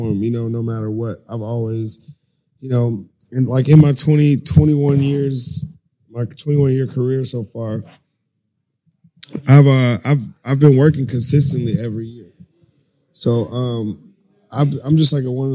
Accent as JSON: {"language": "English", "town": "Los Angeles", "region": "California", "country": "United States", "tie": "born or raised there", "also_born_or_lived": "Atlanta, Georgia", "said": "I was born in Atlanta. I grew up in Hollywood"}